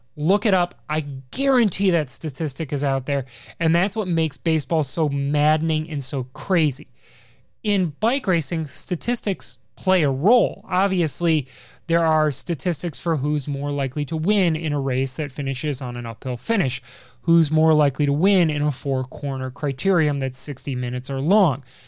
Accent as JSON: {"language": "English", "town": "Chicago", "region": "Illinois", "country": "United States", "said": "I'm from Chicago"}